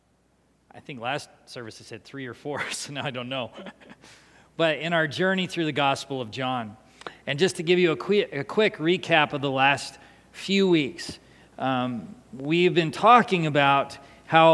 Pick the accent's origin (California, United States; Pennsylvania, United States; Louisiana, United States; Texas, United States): California, United States; San Diego; also born or lived in Seattle, Washington; in 1988, we moved from Seattle to San Diego, California.